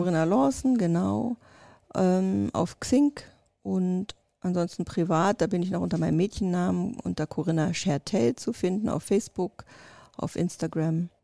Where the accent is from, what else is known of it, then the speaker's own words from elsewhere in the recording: East Germany, Germany; also born or lived in Russia; ich bin noch ein Kind des Ostens